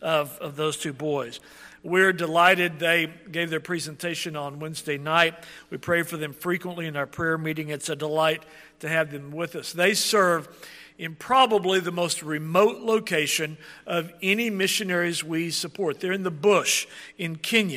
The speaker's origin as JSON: {"language": "English", "country": "United States", "said": "As American evangelicals"}